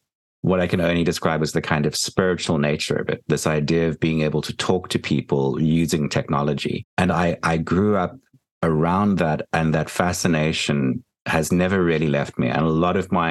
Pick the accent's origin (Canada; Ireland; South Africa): South Africa; Port Elizabeth, Eastern Cape; moved away as an adult; now in New Jersey, United States; I grew up in Port Elizabeth, which is a tiny town on the tip of South Africa. And I spent the first 18 years of my life there.